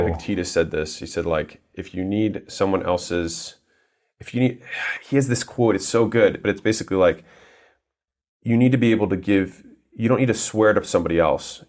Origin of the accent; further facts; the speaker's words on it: United States; I was born in America